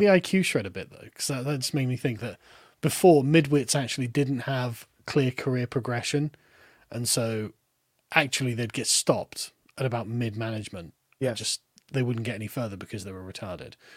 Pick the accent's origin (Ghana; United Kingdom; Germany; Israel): United Kingdom; accent: lower middle class accent; I, as a British person